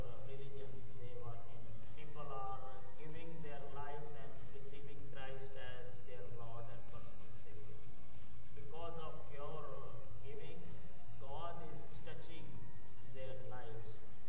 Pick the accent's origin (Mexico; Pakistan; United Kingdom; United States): Pakistan; moved away as an adult; now in Metro Vancouver, Canada; I'm from Pakistan, and due to the persecution, I was forced to move to Canada.